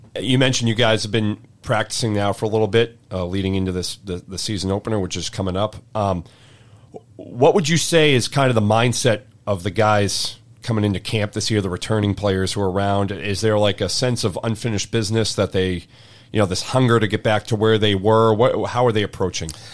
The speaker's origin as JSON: {"language": "English", "region": "Eastern Massachusetts", "country": "United States", "tie": "born or raised there", "said": "growing up in Eastern Mass"}